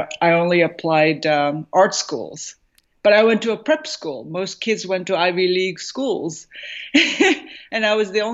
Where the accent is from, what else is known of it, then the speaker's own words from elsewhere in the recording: Tokyo, Japan; also born or lived in New York City, United States; now in Southern California, United States; growing up in Japan